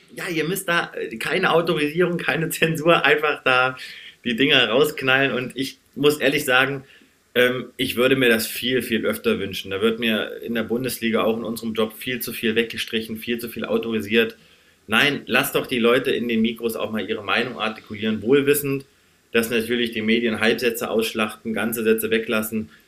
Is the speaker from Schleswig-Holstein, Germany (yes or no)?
no; Kassel, Hesse, Germany; Ich komme gebürtig aus Kassel, also gar nicht so weit von euch entfernt